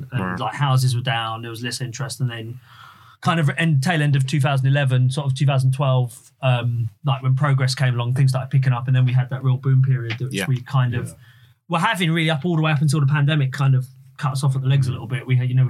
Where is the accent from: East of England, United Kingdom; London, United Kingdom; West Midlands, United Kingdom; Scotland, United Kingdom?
East of England, United Kingdom; Hertford; I was in my hometown. I live in Hartford